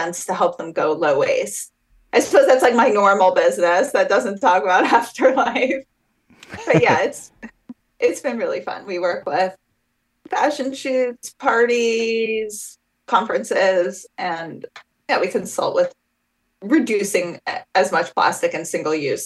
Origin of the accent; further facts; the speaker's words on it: New York City, New York, United States; I grew up in New York City, so I grew up around some people whose families were aligned with it.